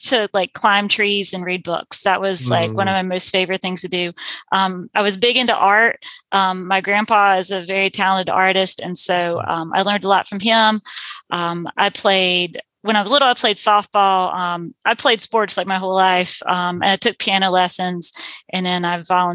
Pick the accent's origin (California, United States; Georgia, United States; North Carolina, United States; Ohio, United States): North Carolina, United States; Gastonia; moved away as an adult; originally I am from Gastonia, North Carolina